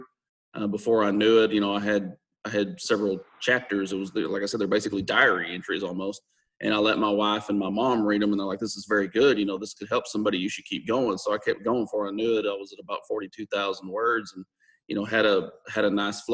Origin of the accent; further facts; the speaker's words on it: Texas, United States; I'm born and raised Texas.